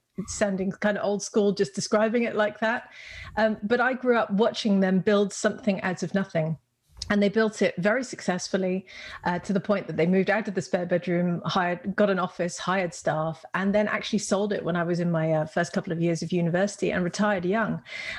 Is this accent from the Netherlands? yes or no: yes; Netherlands; accent: British; which is why I sound British, because I am bilingual. I guess we won't break out the Dutch on the podcast. I'm guessing the listeners might struggle with that.